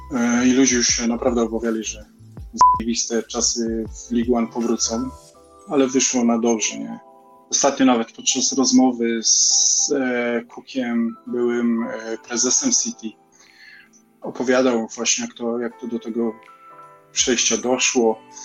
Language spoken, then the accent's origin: Polish; Poland; now in England; jestem z Polski